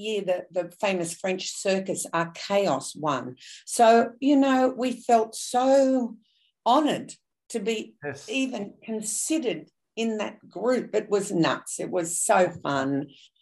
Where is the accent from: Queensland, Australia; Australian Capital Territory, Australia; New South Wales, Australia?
New South Wales, Australia; Sydney; also born or lived in Melbourne; I grew up in Sydney. I was born in the eastern suburbs